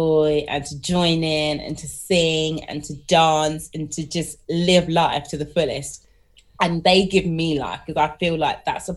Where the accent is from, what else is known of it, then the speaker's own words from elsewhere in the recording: London, United Kingdom; I'm a Londoner through and through